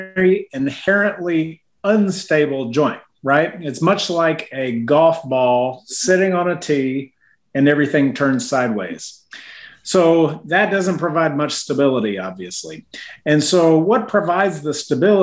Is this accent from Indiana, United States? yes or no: no; Washington, District of Columbia, United States; now in Knoxville, United States; I grew up in Washington, D.C.